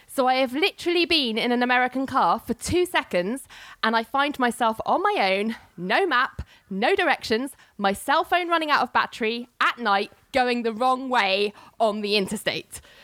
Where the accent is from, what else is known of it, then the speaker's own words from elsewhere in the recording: London, United Kingdom; also born or lived in New York; as you can probably tell by my accent, I'm from the UK, London to be precise.